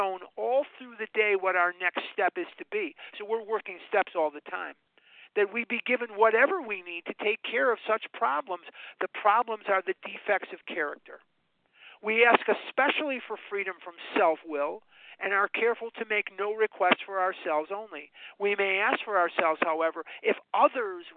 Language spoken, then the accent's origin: English; Chicago, Illinois, United States; now in Arizona, United States; I'm born and raised on the north side of Chicago